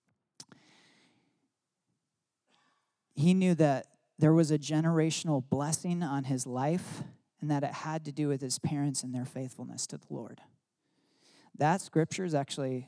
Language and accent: English; Michigan, United States; I grew up in Michigan